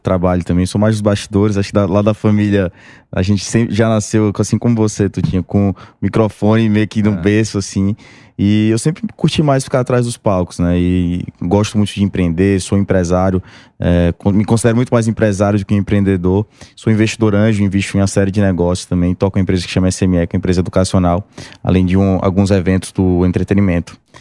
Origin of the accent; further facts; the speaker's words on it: Maceió, Alagoas, Brazil; sou de Maceió